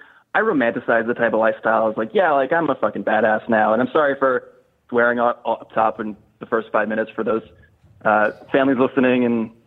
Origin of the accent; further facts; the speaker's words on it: East Coast, United States; Well, I am from the East Coast, from a good old quiet suburb on the East Coast.